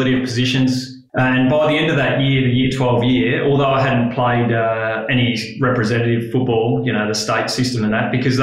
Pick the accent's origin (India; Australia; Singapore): Australia; Adelaide, South Australia; moved away as an adult; now in Geelong, Australia; I was the youngest of three boys, born and raised in Adelaide.